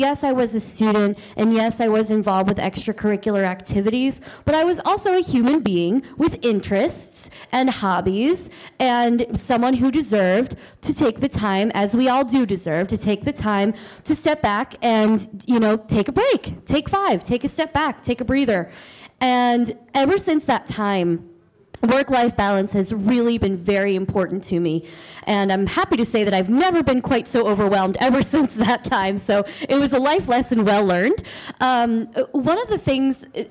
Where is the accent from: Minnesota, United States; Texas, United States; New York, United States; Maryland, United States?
Maryland, United States; I am from Maryland.